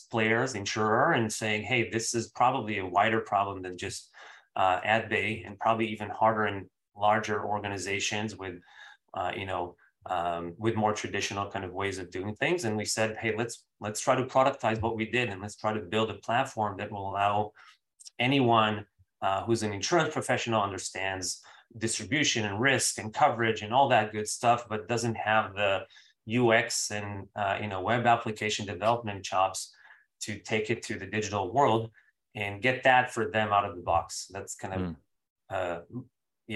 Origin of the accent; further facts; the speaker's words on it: Israel; moved away as an adult; also born or lived in Bay Area, United States; now in United States; I'm from Israel originally. I moved in 2008 to the Bay Area for school.